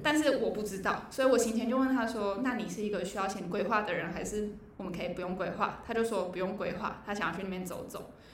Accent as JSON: {"language": "Chinese", "country": "Taiwan", "said": "台湾我台湾人"}